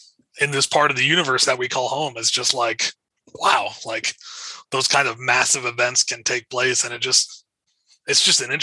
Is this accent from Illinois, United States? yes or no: no; Colorado Springs, Colorado, United States; that's where I'm from, Colorado Springs.